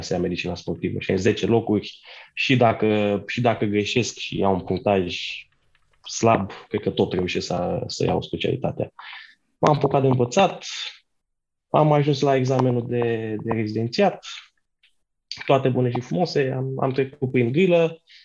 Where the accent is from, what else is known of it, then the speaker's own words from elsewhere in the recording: Brașov, Brașov County, Romania; moved away; eu sunt din Brașov, aș fi vrut să rămân, în, să mă întorc înapoi în Brașov